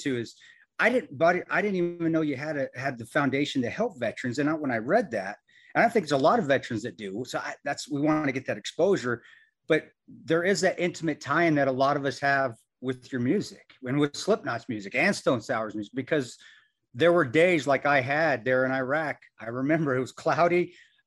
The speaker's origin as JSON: {"language": "English", "town": "Omaha", "region": "Nebraska", "country": "United States", "said": "I'm from Omaha"}